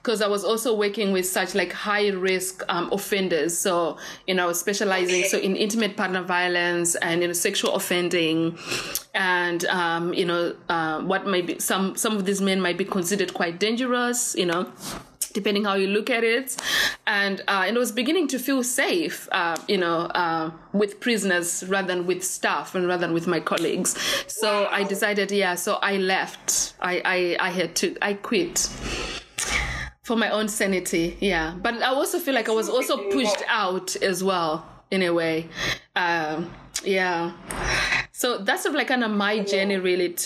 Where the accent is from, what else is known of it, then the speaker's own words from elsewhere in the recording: Zimbabwe; English is a second language; also born or lived in United Kingdom; now in Cape Town, South Africa; I am, you know, refugee. I'm Zimbabwean. English is my second language